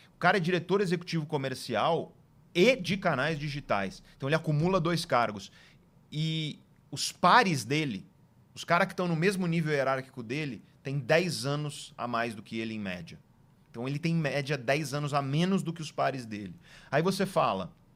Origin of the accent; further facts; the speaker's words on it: Guarujá, São Paulo, Brazil; also born or lived in Santos; eu nasci em Santos e vivi a maior parte da minha juventude na cidade de Guarujá